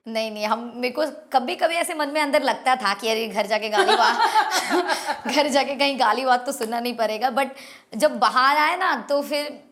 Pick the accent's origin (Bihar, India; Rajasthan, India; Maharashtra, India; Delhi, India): Bihar, India; moved away as an adult; now in Mumbai, India; हमको हमेशा बिहारी होने पर बहुत प्राउड हुआ है